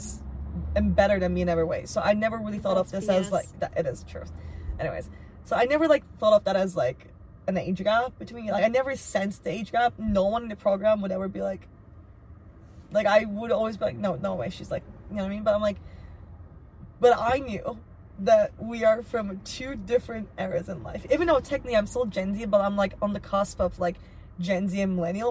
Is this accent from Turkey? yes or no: yes; Turkey; now in United States; I grew up in Turkey